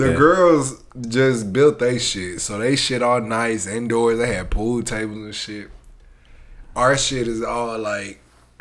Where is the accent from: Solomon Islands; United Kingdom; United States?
United States; Coffeyville, Kansas; I'm from Coffeyville.